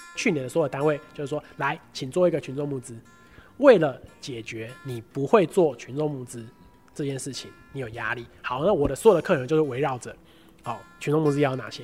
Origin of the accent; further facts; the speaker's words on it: Pingtung County, Taiwan; moved away as an adult; also born or lived in Taipei; 我老家在屏东